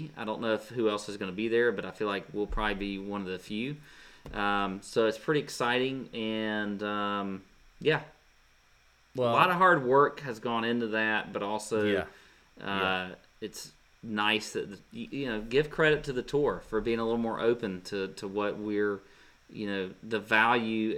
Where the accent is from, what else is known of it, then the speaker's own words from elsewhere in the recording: Savannah, Georgia, United States; in Savannah, which is obviously my hometown, and it was right in my neighborhood